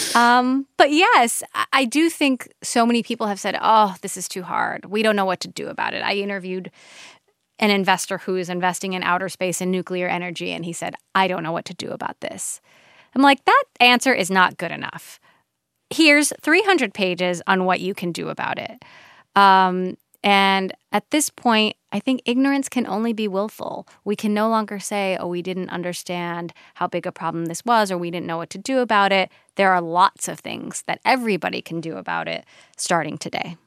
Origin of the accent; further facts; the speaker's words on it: Hawaii, United States; we're from Hawaii